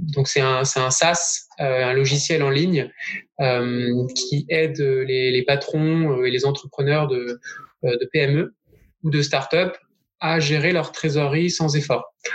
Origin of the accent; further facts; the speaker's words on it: Bordeaux, Nouvelle-Aquitaine, France; now in Lyon, France; je suis bordelais